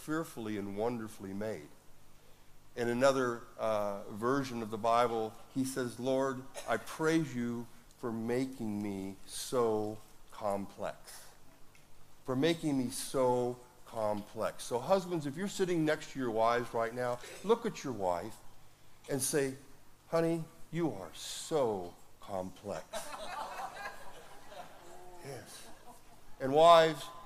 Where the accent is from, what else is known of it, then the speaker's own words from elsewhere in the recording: Woodland, United States; my hometown of Woodland